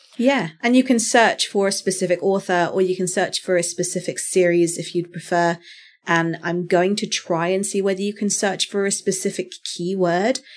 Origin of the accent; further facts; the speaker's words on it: United Kingdom; me being a Brit